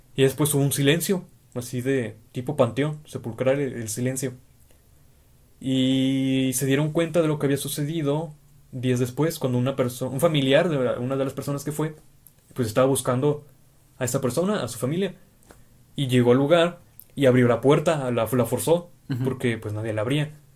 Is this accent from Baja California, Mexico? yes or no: yes; Tijuana, Baja California, Mexico; ambos somos de Tijuana. Hemos vivido aquí toda nuestra vida